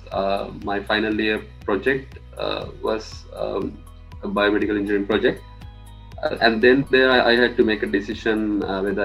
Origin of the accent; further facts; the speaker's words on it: Matara, Southern Province, Sri Lanka; moved away as an adult; I'm from Mathura in Sri Lanka, and I studied at Rahula College Mathura from grade 1 to grade 13